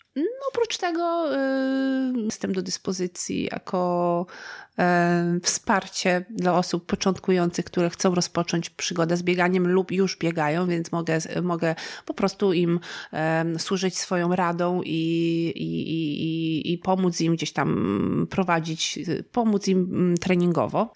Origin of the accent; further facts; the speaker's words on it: Gorlice, Lesser Poland, Poland; w okolicach Gorlic. To są też moje strony.